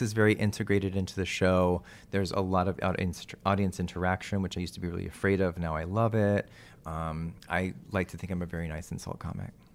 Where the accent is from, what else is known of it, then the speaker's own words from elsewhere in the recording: Texas, United States; moved away; I'm from Texas